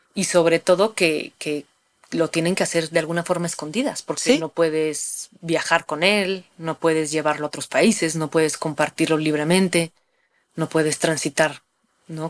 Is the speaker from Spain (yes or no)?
no; Mexico; tenemos un linaje, digamos, como, como mexicanas, como mexicanos, del uso de estas sustancias